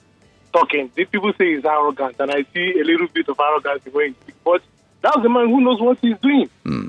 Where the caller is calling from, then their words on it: Lekki, Lagos, Nigeria; This is …. I'm calling from Lekki.